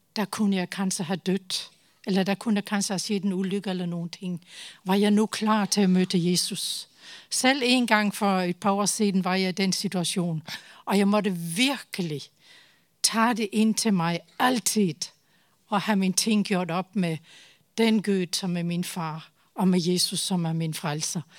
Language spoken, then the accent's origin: Norwegian; Denmark; Norwegian is a second language; moved away as an adult; now in Tanzania; nå er jeg dansk